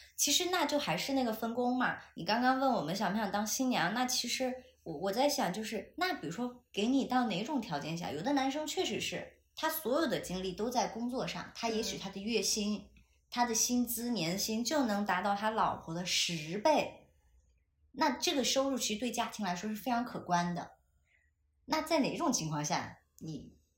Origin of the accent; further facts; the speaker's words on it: Chengdu, Sichuan, China; 因为我是成都人，我身边几乎没有过全职太太这样的女性存在嘛